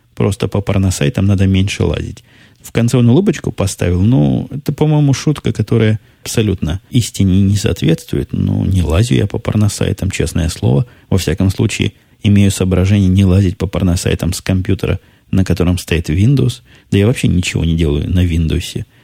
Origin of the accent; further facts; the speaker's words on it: Ukraine; moved away; Я играл в детстве на Украине